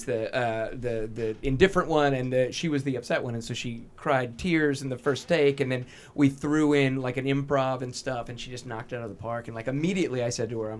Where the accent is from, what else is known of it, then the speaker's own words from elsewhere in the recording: Bossier City, Louisiana, United States; moved away as an adult; now in Los Angeles, United States; I spent more time in Los Angeles than I did in my hometown of Bossier City, Louisiana